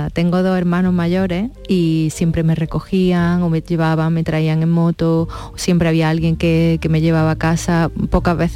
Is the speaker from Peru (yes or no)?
no; Córdoba, Andalusia, Spain; now in Madrid, Spain; Sí, vengo con la energía de allí, ¿no? De mi gente, pues imagínate.